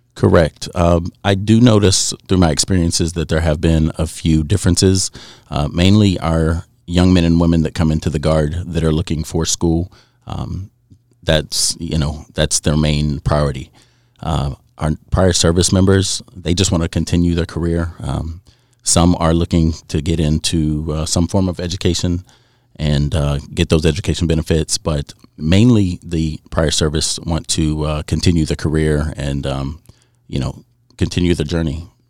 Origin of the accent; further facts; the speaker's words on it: southern West Virginia, United States; recruiting in the southern part of West Virginia in my hometown